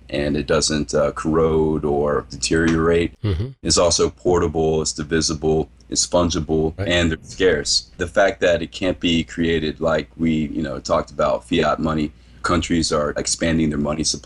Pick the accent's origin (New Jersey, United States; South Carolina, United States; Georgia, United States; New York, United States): South Carolina, United States; moved away as an adult; now in South Korea; the upper northwest corner of my home state, which is South Carolina